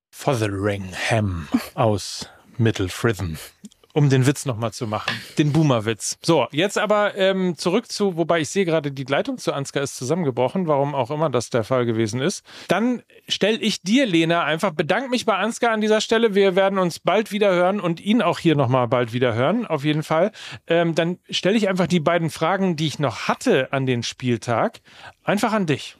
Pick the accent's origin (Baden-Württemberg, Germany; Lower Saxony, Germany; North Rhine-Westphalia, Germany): North Rhine-Westphalia, Germany; in meiner Heimat gespielt, beim FC Gütersloh, beim SC Verl, bei Arminia Bielefeld